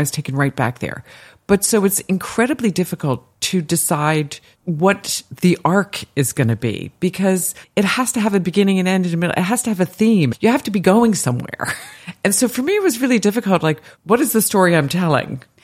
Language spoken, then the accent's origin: English; New York, United States; when I was a kid growing up in New York